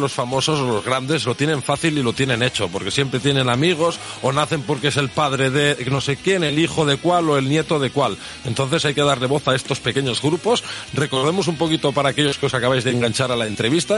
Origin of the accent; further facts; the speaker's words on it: southern Catalonia, Spain; nuestro pueblo, aquí en el sur de Cataluña